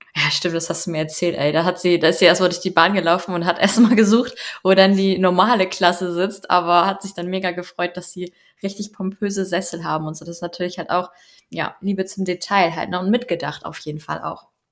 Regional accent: Schleswig-Holstein, Germany; moved away as an adult; now in Denmark; aus meiner alten Heimat, kann man ja schon fast so sagen, aus Schleswig-Holstein

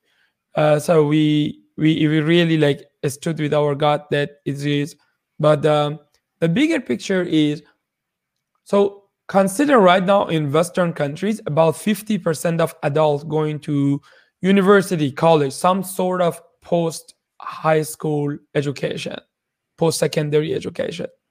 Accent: Iran; moved away as an adult; also born or lived in Shiraz, Iran; now in Kitchener-Waterloo, Canada; I, I was born in Iran 33 years ago.

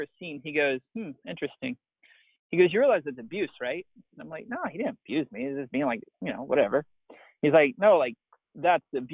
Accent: East Texas, United States; grew up just normal dude, like in East Texas, not that big of a deal

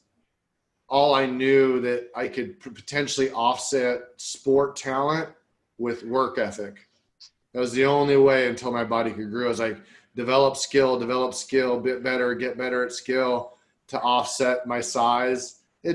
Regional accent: Iowa, United States; where I grew up in Iowa, small town Iowa

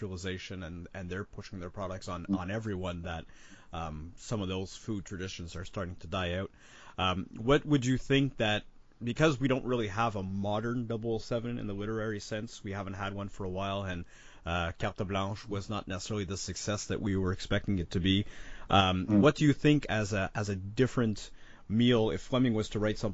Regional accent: Canada; also born or lived in Quebec; as being Canadian, we have, and well, I live in Quebec

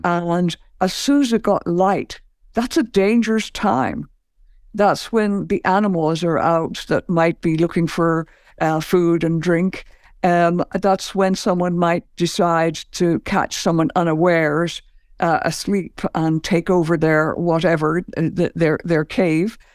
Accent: Ireland; I grew up in Ireland

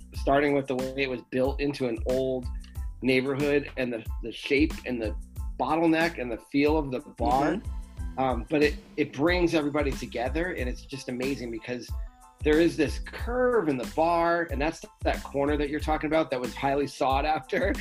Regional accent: United States; also born or lived in Rhode Island; I grew up in Massachusetts and Rhode Island, so I was close to home

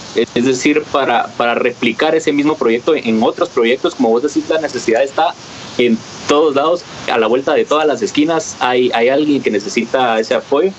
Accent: Guatemala; como guatemaltecos

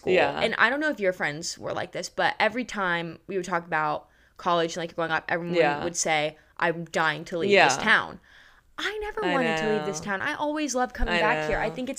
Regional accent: Pinehurst, North Carolina, United States; it's always cool to say that we're from Pinehurst.

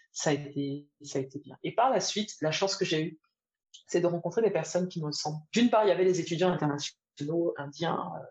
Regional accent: Côte d’Ivoire; moved away; Je venais d'une Côte d'Ivoire où, à l'époque, on rentrait encore à midi, manger à la maison et faire la sieste.

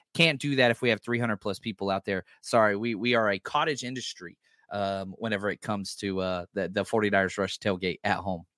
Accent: the South, United States; I'm from the South

